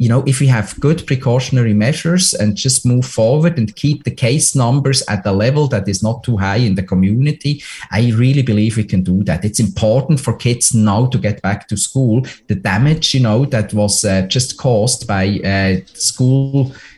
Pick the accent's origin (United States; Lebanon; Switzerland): Switzerland; now in Ontario, Canada; my home country, Switzerland